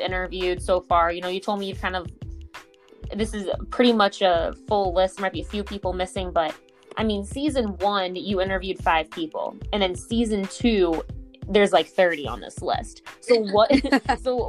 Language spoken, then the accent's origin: English; Hermosa Beach, California, United States; moved away as an adult; also born or lived in Atlanta / Boston; now in Visalia, United States; I'm originally from Hermosa Beach, California. And, you know, grew up there